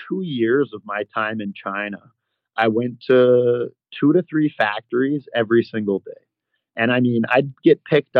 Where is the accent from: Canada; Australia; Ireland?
Canada; Toronto, Ontario; accent: Canadian; moved away as an adult; also born or lived in Alberta / Utah; So I was born and raised in Toronto. I grew up there, and then I spent a little bit of time in Western Canada, in Alberta